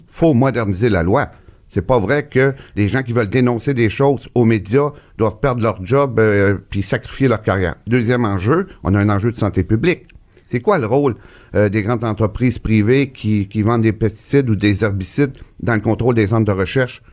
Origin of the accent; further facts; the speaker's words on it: Gaspésie, Quebec, Canada; chez nous, en Gaspésie